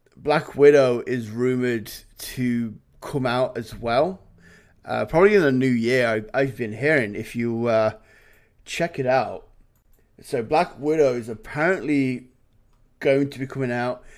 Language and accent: English; England, United Kingdom; now in Canada; as an Englishman